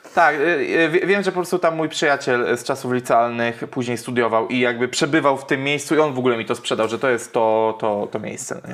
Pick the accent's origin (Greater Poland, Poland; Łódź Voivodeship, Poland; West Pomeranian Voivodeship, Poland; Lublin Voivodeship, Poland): Łódź Voivodeship, Poland; near Widawa; nieopodal mojej rodzinnej miejscowości mhm. Y, jest taka miejscowość jak Widawa